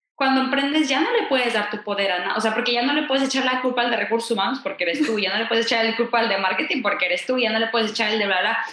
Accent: Mexico; En México decimos

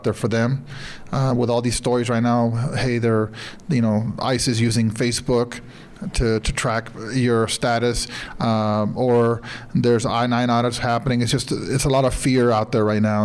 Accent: Sinaloa, Mexico; moved away; I'm from Sinaloa

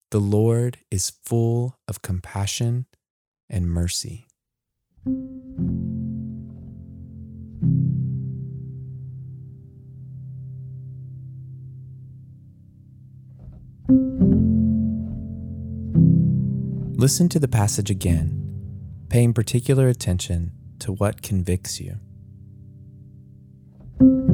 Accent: United States; As American Christians

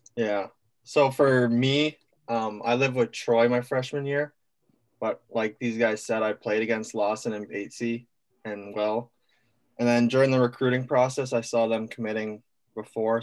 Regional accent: Winnipeg, Manitoba, Canada; I'm from Winnipeg, Manitoba.

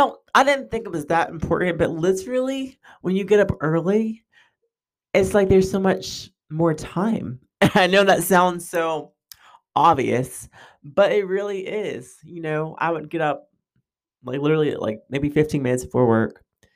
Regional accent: New York, United States; also born or lived in Texas / California / Germany; lived in Texas, I've lived in California, I've lived in, you know, Germany, I lived all over. And so my accent and my voice has probably picked up on a lot of different things. And so I talk fast, you know, from New York. That's my New York side, I guess.

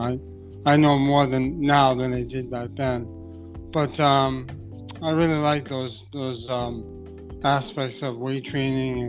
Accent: Brockton, Massachusetts, United States; I grew up in Brockton, Massachusetts

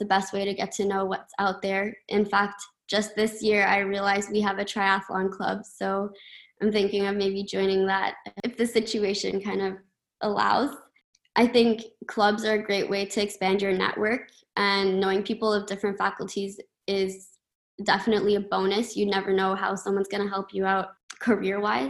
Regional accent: Ottawa, Ontario, Canada; I'm from Ottawa, and I've been fortunate enough to get to know the campus over the course of my elementary, middle, high school

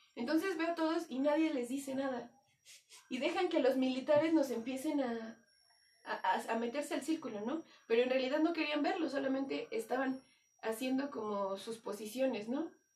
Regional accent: Mexico; eso me hace como mexicano

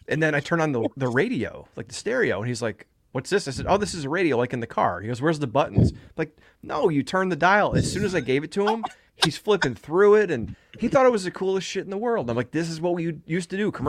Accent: Chicago, Illinois, United States; in Chicago.

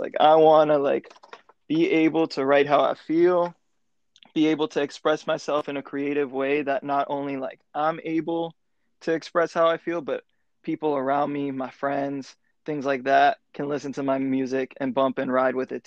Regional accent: Broward County, South Florida, United States; moved away as an adult; now in Atlanta, United States; I grew up in South Florida, Broward County

